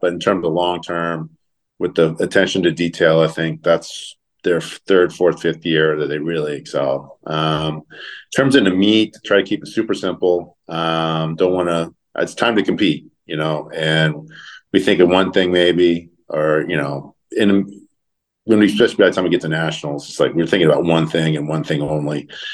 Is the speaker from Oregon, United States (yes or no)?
no; Southern California, United States; also born or lived in Phoenix, Arizona; now in Eugene, United States; growing up in Southern California, uh, moving to the to the Northwest